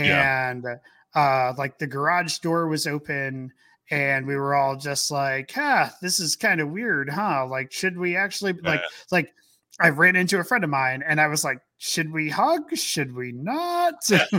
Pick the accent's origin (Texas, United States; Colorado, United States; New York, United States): New York, United States; Where are you visiting from? Like, from New York. And the guys turned next to me like, "You're from New York?" I'm like, "Yeah."